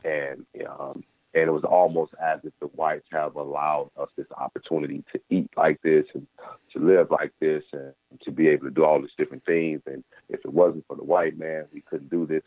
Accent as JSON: {"language": "English", "region": "Mississippi", "country": "United States", "tie": "born or raised there", "said": "life for a black man in the 80s, uh, growing up in Mississippi"}